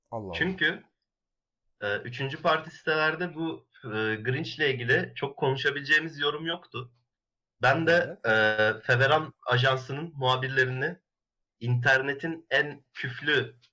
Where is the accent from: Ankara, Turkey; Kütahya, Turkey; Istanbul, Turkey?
Ankara, Turkey; Ben Ankaralıyım ben çok de, de yok ben de Ankaralıyım.